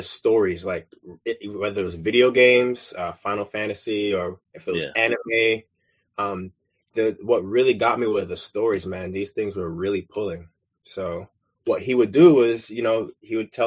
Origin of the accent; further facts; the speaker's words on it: New York City, New York, United States; where I'm from, was born and raised in Brooklyn, New York